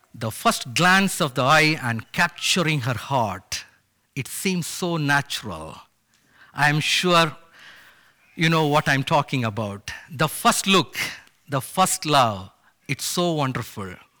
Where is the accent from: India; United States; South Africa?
India; moved away; my parents took me and my sister to show the huge O M ship logos Hope at my home state in India